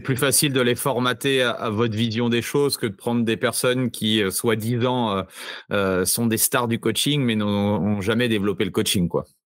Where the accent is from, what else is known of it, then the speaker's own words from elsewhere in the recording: France; chez nous en France